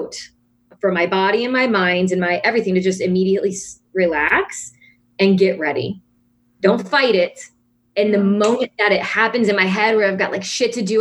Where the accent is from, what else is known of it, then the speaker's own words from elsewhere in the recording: New Orleans, Louisiana, United States; accent: New Orleans; My New Orleans accent